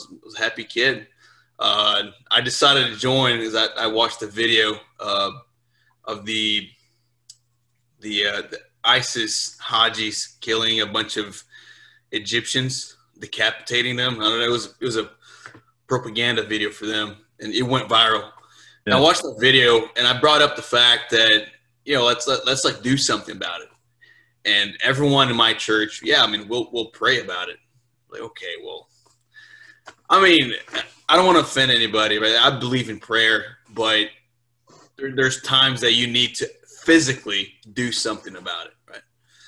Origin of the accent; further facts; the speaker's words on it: Baton Rouge, Louisiana, United States; also born or lived in Brazil / Florida; Like I said, I was born in Brazil. I moved to Baton Rouge, Louisiana when I was a kid. Eventually moved to Florida.